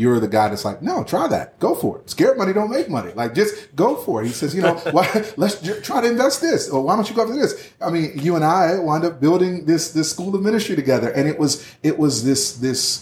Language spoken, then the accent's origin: English; Philadelphia, Pennsylvania, United States; I grew up in Philly